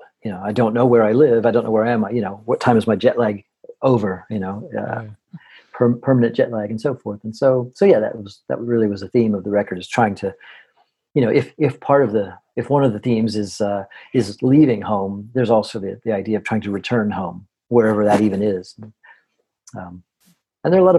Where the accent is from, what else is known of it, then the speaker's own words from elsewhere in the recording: Sacramento, California, United States; my hometown of Sacramento